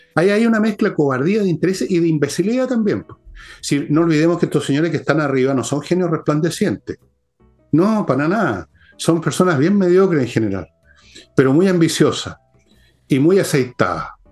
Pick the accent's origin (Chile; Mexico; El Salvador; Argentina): Chile